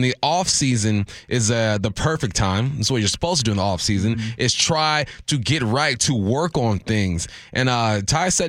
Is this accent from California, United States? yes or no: yes; California, United States; moved away; I'm from California